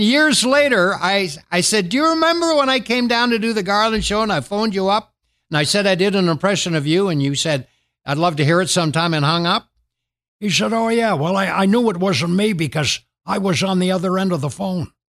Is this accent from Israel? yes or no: no; Canada; moved away as an adult; now in United States; I'm a Canadian